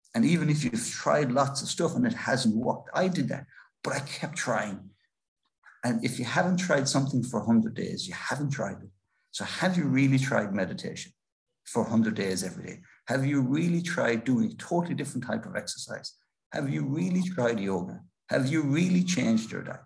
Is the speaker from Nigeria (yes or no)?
no; Ireland; an Irish author